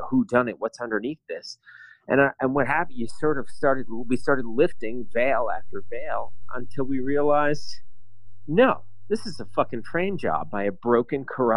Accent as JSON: {"language": "English", "region": "New York", "country": "United States", "moved": "yes", "lives_now": "Berlin, Germany", "said": "as an American, as a New Yorker, even"}